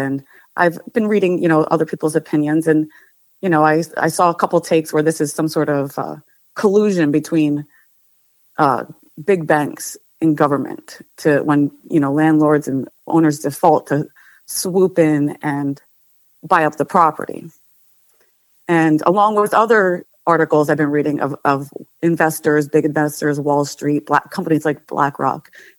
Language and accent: English; Clifton Park, New York, United States; I am from Clifton Park, New York.